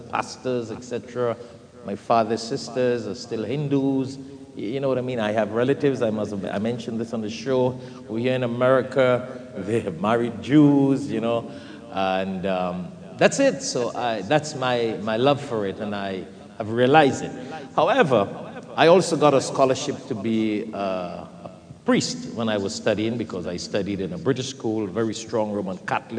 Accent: Trinidad & Tobago; moved away; I grew up in Trinidad, the Caribbean

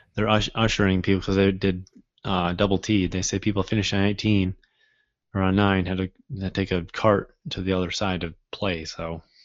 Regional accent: Midwest, United States; growing up in the Midwest

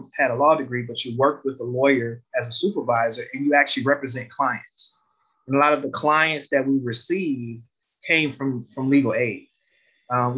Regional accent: Detroit, Michigan, United States; Growing up in Detroit

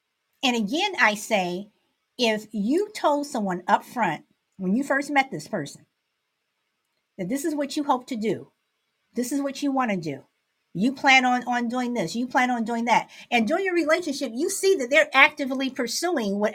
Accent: Chicago, Illinois, United States; Born and raised in Chicago

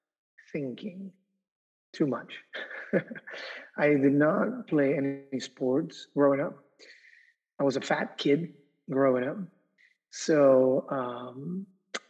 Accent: Argentina; moved away as an adult; now in United States; I grew up in South America. So when I moved to the United States to go to college

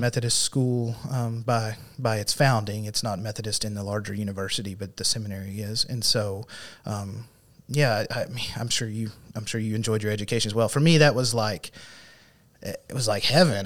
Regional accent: Cave City, Arkansas, United States; also born or lived in Fort Smith, Arkansas / North Carolina / Paragould, Arkansas; I grew up in Cave City, so that's not too far from here, over in Sharp County

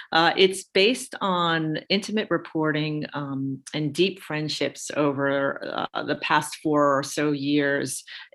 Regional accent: New York City, New York, United States; moved away as an adult; also born or lived in New Hampshire / Southwest Harbor, Maine; I was born and raised in Brooklyn, New York. So I'm really a city kid who grew up in an immigrant family.

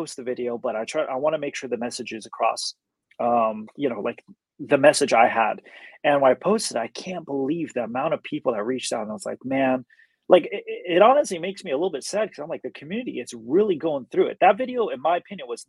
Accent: United States; growing up in America

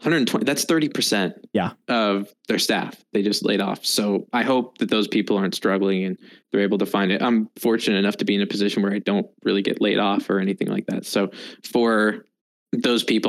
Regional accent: United States; as an American, everybody plays FPS games. So that's what I did a lot in grade school

